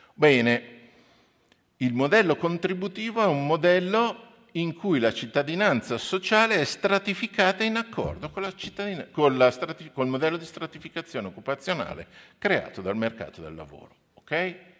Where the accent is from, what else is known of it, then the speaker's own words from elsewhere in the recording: Milan, Lombardy, Italy; moved away as an adult; now in Trento, Italy; io sono di Milano, ci tengo le mie radici eh, milanesi, però ho studiato e lavoro a Trento